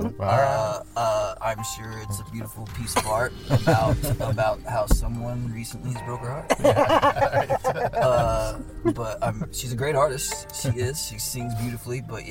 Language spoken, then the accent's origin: English; Middleton, Idaho, United States; I grew up in Middleton, Idaho